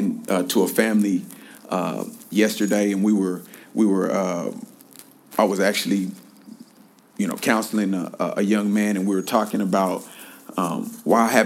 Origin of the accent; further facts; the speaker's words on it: Kansas City, Missouri, United States; now in Los Angeles, United States; I am born and raised in Kansas City. I am still a Kansas City boy